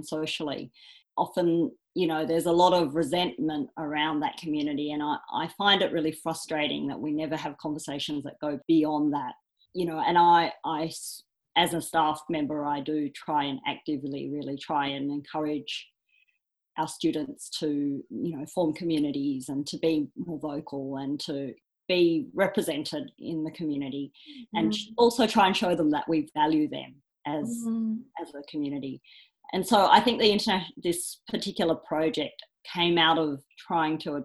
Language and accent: English; Australia; I was born in Australia